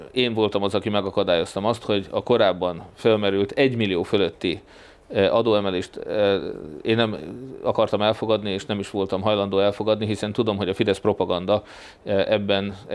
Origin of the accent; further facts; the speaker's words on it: Hungary; de én annyira magyar vagyok